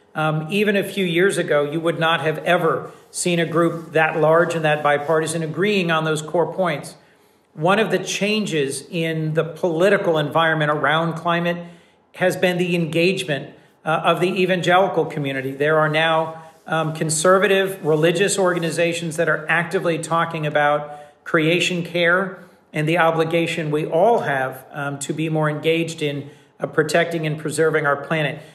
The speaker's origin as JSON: {"language": "English", "town": "Wilmington", "region": "Delaware", "country": "United States", "tie": "born or raised there", "also_born_or_lived": "New Haven", "said": "my hometown of Wilmington"}